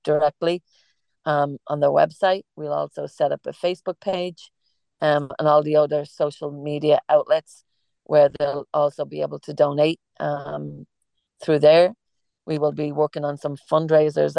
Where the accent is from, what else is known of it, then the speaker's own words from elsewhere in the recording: Ireland; accent: Irish; moved away; I'm Irish, and we have an Irish cafe